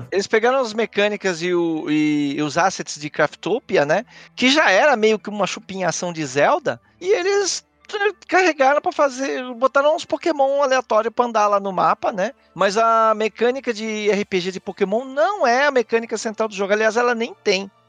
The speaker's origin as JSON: {"language": "Portuguese", "country": "Brazil", "said": "a gente é brasileiro."}